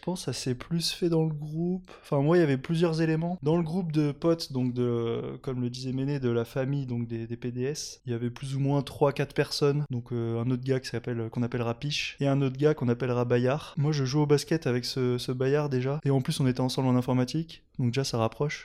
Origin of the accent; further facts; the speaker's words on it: Nice, Provence-Alpes-Côte d'Azur, France; moved away as an adult; now in Lyon, France; Je viens de Nice. Ça fait euh, à peu près 9 ans que je suis à Lyon